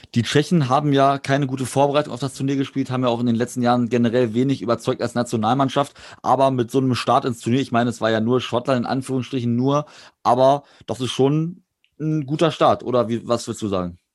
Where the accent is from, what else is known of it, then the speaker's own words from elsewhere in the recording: Germany; als Deutscher